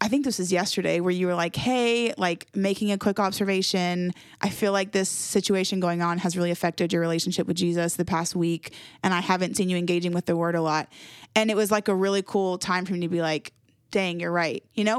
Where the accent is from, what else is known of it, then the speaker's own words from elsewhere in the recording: Jacksonville, Florida, United States; moved away as an adult; now in Winston-Salem, United States; I was born and raised in Jacksonville, Florida.